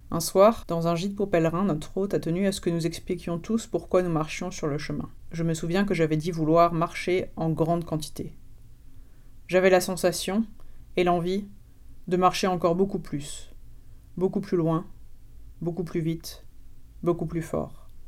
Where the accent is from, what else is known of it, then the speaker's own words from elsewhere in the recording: France; born there; Comme je suis née en France, mes parents n'ont pas envisagé de m'enterrer vivante à la naissance